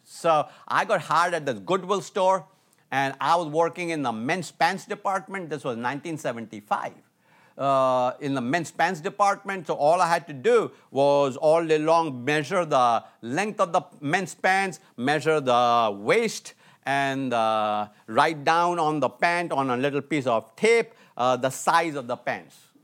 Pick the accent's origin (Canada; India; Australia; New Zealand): India; moved away as an adult; also born or lived in Atlanta, United States; I was from India, uh, living in Atlanta, U S A, going to college